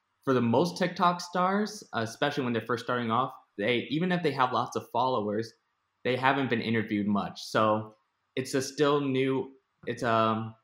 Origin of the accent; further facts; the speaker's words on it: Connecticut, United States; moved away as an adult; also born or lived in Orlando; now in Boston, United States; I'm just moved to Boston recently, but yeah, I'm from Connecticut.